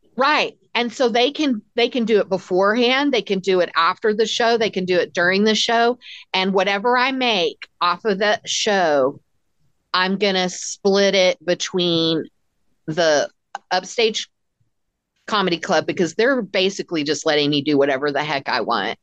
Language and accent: English; Texas, United States; I'm very American obviously and super Texan